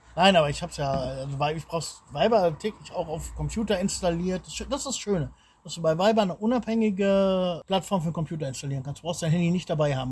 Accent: Lohne, Germany; moved away as an adult; now in Bulgaria; in Lohne, wo ich, wo ich groß geworden bin, da ist auch kein Laden

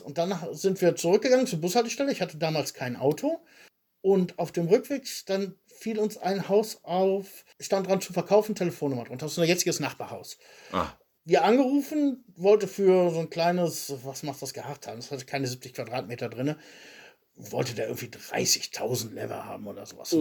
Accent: Soest, North Rhine-Westphalia, Germany; moved away as an adult; also born or lived in Wilhelmshaven / Jena; now in Draganovo, Bulgaria; ich komme aus Soest

